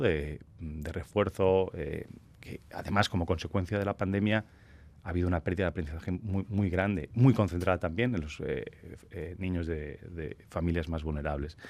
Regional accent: Catalonia, Spain; yo soy catalán

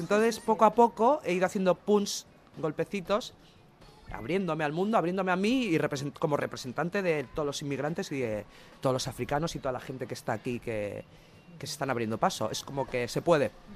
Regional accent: Basque Country, Spain; todos somos vascos

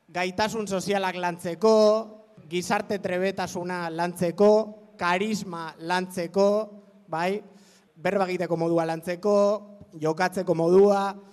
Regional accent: Bilbao, Basque Country, Spain; zorrotzakoa, zornotzakoa, ez, zorrotzakoa

